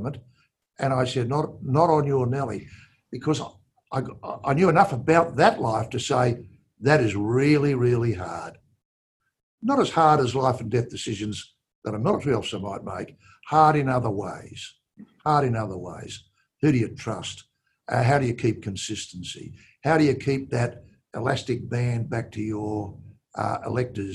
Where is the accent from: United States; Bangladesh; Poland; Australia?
Australia; pride at being an Australian